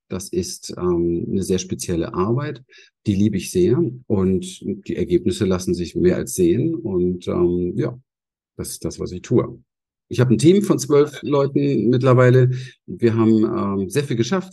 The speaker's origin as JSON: {"language": "German", "region": "Berlin", "country": "Germany", "tie": "born or raised there", "said": "Ich bin in Berlin aufgewachsen"}